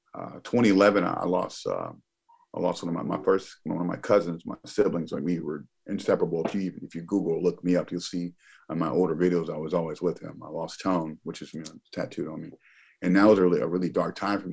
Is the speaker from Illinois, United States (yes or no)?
yes; Springfield, Illinois, United States; I'm from Springfield, Illinois. I grew up in a predominantly minority community